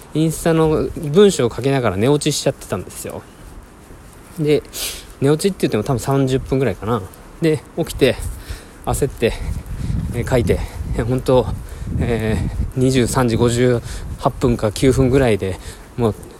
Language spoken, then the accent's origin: Japanese; Fukuoka, Japan; also born or lived in Kagoshima; now in Yokkaichi, Japan; 僕の実家の福岡に戻る U ターンですね